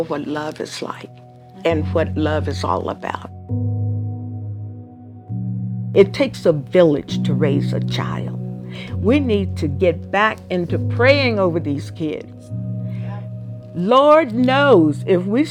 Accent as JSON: {"language": "English", "town": "Amarillo", "region": "Texas", "country": "United States", "tie": "born or raised there", "moved": "yes", "lives_now": "Albuquerque, United States", "said": "I grew up in Amarillo"}